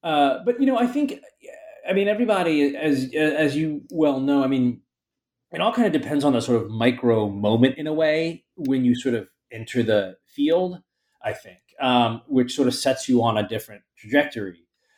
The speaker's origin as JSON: {"language": "English", "town": "Baltimore", "region": "Maryland", "country": "United States", "tie": "born or raised there", "also_born_or_lived": "Philadelphia / California", "lives_now": "New York, United States", "said": "But I grew up in Baltimore, Maryland, which is, I don't know, maybe 300 or so miles south of here."}